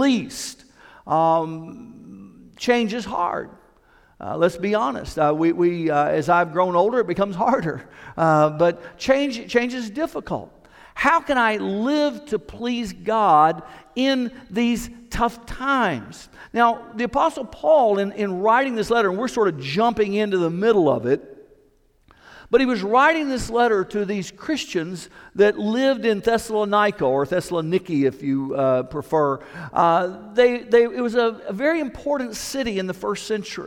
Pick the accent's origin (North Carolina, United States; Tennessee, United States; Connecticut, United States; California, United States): Tennessee, United States; Knoxville; I grew up in Knoxville